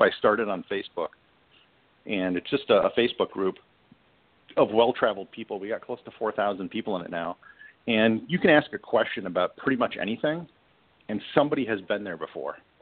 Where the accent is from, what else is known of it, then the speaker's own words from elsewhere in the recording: Midwest, United States; I grew up in the Midwest